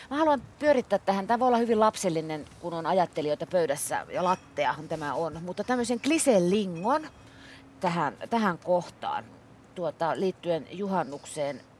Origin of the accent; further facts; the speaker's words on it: Ostrobothnia, Finland; olen Pohjanmaalta ja siellä poltetaan pääsiäisenä pimiässä ne tulet